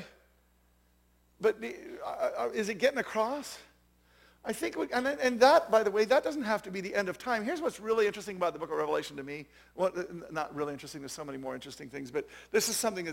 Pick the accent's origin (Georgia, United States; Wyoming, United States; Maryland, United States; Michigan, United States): Wyoming, United States; Jackson; I'm from Jackson Hole, Wyoming